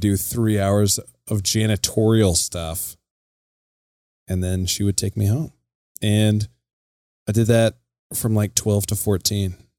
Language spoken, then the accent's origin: English; Casper, Wyoming, United States; moved away as an adult; also born or lived in Colorado; now in Billings, United States; I'm born and raised in Casper, Wyoming, which is right smack dab in the middle of the state